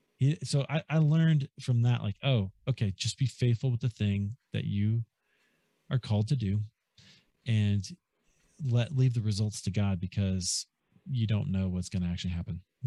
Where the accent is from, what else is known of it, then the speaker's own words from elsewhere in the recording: Des Moines, Iowa, United States; moved away as an adult; also born or lived in Chicago; I grew up in Des Moines, Iowa